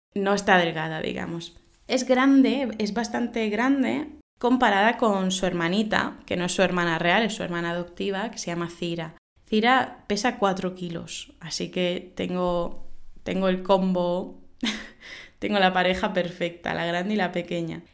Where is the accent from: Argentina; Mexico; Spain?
Spain